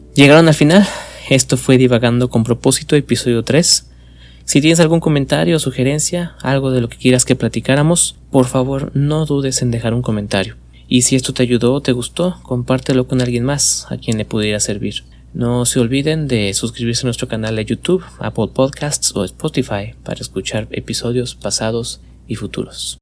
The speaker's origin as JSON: {"language": "Spanish", "region": "Mexico City", "country": "Mexico", "said": "yo soy de la Ciudad de México"}